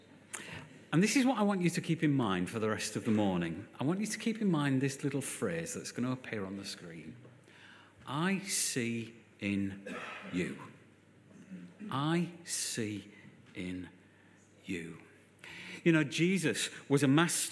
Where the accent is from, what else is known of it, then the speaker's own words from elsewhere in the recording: Hull, Yorkshire and the Humber, United Kingdom; now in Birmingham, United Kingdom; I'm from Hull.